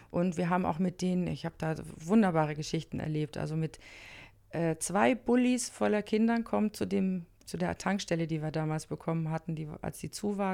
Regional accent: Flensburg, Schleswig-Holstein, Germany; moved away; also born or lived in Monheim am Rhein; Ich komme eigentlich aus Flensburg, ich kenne kein Karneval

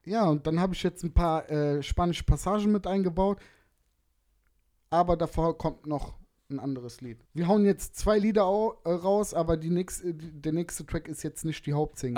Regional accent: Germany; Ich bin gebürtiger Deutscher

